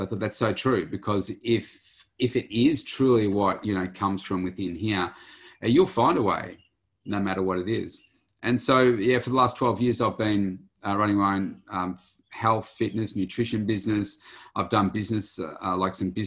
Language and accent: English; Bendigo, Victoria, Australia; moved away as an adult; also born or lived in Melbourne; I come from a place called Bendigo in central Victoria and lived most of my life there